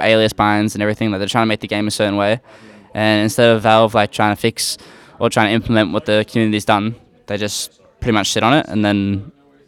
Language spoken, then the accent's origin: English; Australia; We're Australian core